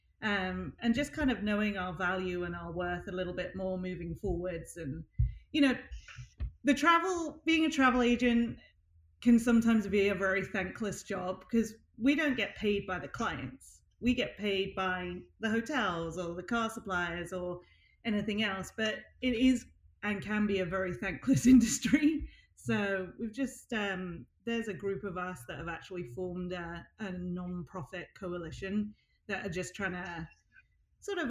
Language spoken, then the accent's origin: English; United Kingdom; now in United States; being British, not permanent resident